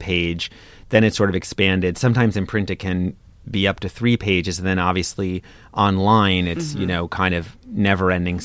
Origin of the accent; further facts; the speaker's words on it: New York, United States; I'm from New York and I live in New York